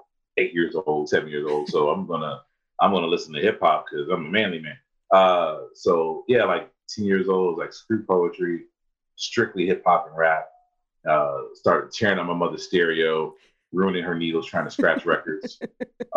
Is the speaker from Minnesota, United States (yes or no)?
no; Dayton, Ohio, United States; moved away as an adult; also born or lived in Cincinnati, Ohio / Columbus, Ohio / Tucson, Arizona / Phoenix, Arizona; now in Los Angeles, United States; I was born in Cincinnati, Ohio. I was raised in Dayton, Ohio. So I'm a Midwest boy at heart